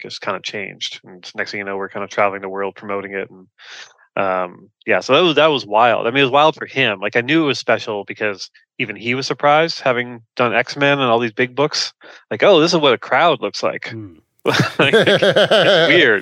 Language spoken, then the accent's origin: English; Canada; now in Toronto, Canada; Toronto. Yeah. Yeah, I'm a Canadian